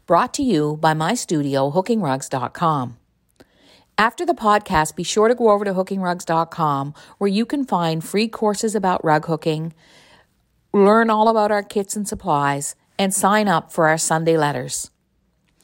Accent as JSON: {"language": "English", "region": "Newfoundland and Labrador", "country": "Canada", "tie": "born or raised there", "accent": "Newfoundland", "moved": "yes", "said": "I lived in Newfoundland in this tiny rural area that was built around an American Navy base."}